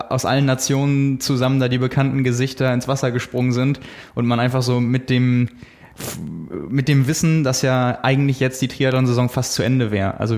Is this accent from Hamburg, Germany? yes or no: yes; Hamburg, Germany; Also gerade für uns als Hamburger, die sonst äh, die Kulisse total anders kennen